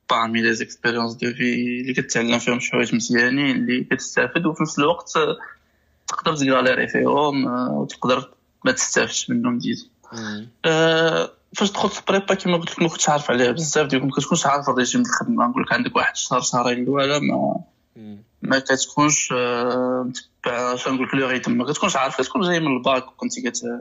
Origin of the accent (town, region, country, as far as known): Morocco